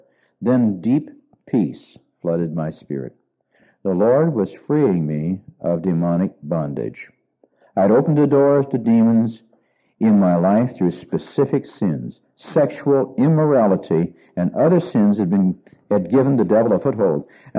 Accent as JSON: {"language": "English", "country": "Argentina", "tie": "born or raised there", "said": "I grew up in Argentina as an MK, and I already spoke Spanish."}